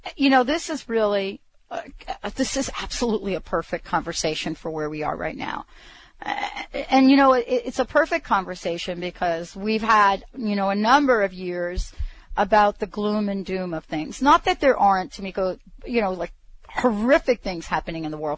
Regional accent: New York, United States; now in Bothell, Washington, United States; I'm one of these kids that grew up understanding and, and having fireworks in my life, especially growing up in New York

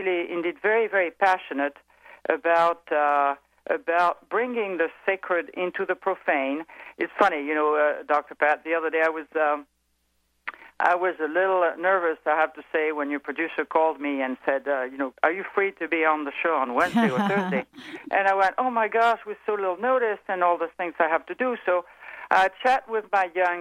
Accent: France; accent: French; English is a second language; moved away; I'm evidently French. I think everybody has picked that up from my accent.

